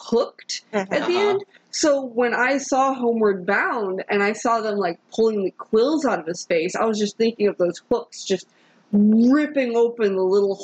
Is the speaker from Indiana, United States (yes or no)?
yes; Indiana, United States; now in Georgia, United States; I come from Indiana